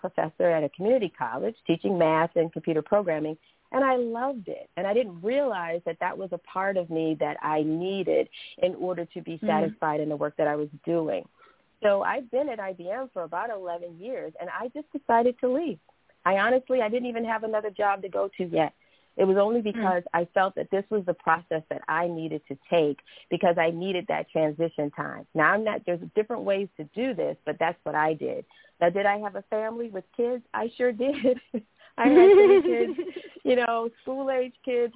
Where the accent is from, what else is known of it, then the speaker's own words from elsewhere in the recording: Cleveland, Ohio, United States; I'm from Cleveland, Ohio, so I started doing some acting at Caramoo Playhouse